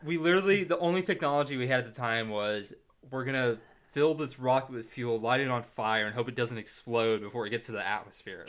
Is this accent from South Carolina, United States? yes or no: no; Plano, Texas, United States; We're from Plano